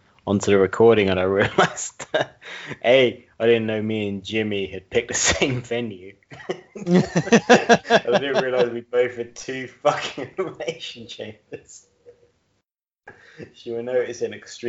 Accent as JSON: {"language": "English", "area": "Essex", "region": "East of England", "country": "United Kingdom", "said": "I'm from Essex as well"}